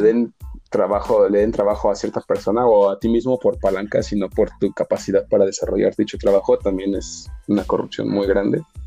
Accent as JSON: {"language": "Spanish", "country": "Mexico", "tie": "born or raised there", "said": "Me encanta ser mexicano. Nací en el mejor país del mundo"}